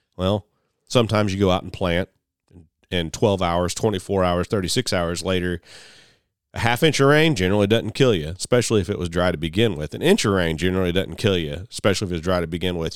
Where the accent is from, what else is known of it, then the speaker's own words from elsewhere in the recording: United States; I'm an American farmer